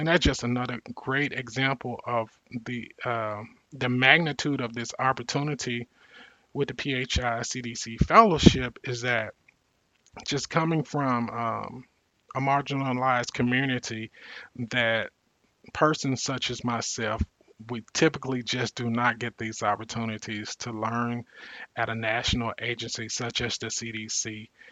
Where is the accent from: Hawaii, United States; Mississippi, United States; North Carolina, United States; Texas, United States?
Mississippi, United States; Mississippi Delta, United States; growing up poor in the Mississippi Delta, one of the uh, poorest re- regions in the country